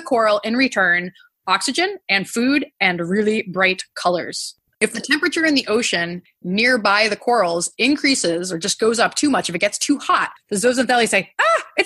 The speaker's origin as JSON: {"language": "English", "region": "New England", "country": "United States", "tie": "born or raised there", "said": "I grew up in New England, and the closest ocean to me is pretty cold ocean water"}